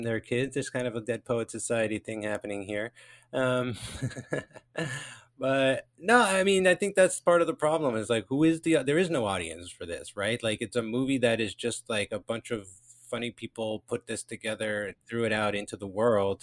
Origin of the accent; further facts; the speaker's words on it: New Jersey, United States; accent: Jersey; My Jersey accent so thick